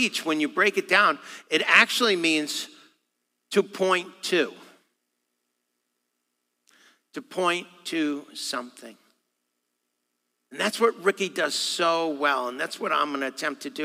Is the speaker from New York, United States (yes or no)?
yes; New York, United States; me being a New Yorker